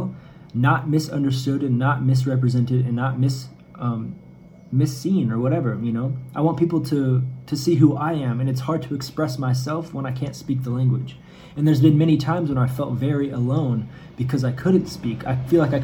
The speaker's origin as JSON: {"language": "English", "country": "United States", "also_born_or_lived": "Canada / Kansas City", "moved": "as an adult", "lives_now": "Barueri, Brazil", "said": "I was American"}